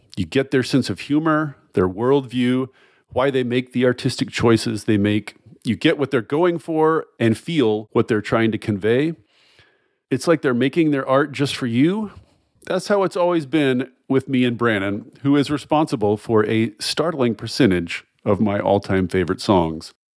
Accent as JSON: {"language": "English", "region": "the South", "country": "United States", "tie": "born or raised there", "said": "we were both born in the South, born and raised in the South"}